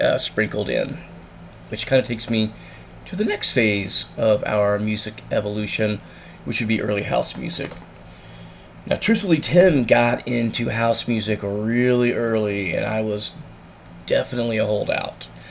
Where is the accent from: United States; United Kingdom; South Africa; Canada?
United States; Satellite Beach, Florida; growing up in Satellite Beach